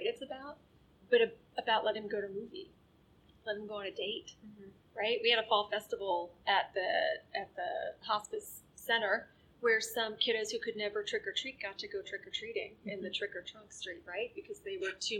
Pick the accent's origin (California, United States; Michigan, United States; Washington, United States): Michigan, United States; Detroit; moved away; I grew up in Detroit, so I'm a Red Wings fan at heart